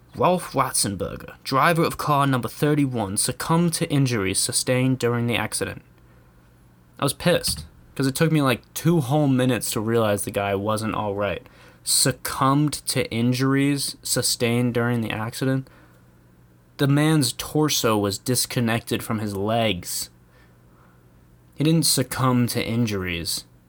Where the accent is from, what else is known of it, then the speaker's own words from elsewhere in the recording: United States; as an American